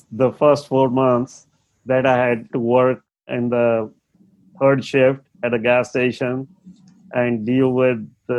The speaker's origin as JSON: {"language": "English", "country": "India", "second_language": "English", "moved": "yes", "said": "I had moved from India, never much communicated in English, and my accent was a little, and sometimes I wouldn't understand what they are saying"}